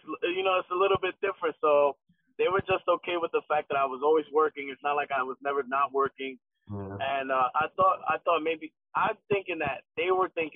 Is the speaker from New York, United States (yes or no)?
yes; New York City, New York, United States; In Williamsburg. Okay. My whole life.